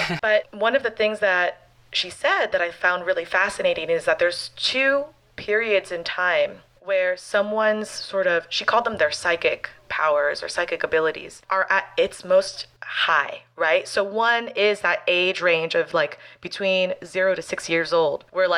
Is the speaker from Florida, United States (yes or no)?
yes; Miami, Florida, United States; I'm out of Miami, Florida. This is my hometown